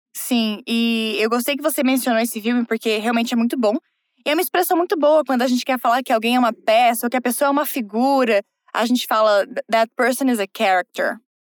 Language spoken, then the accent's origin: Portuguese; South Region, Brazil; eu sou do Sul